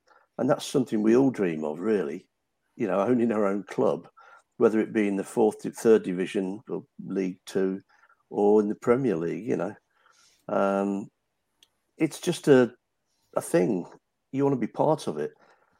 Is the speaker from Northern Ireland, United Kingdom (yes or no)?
no; Nuneaton, West Midlands, United Kingdom; my hometown, Nuneaton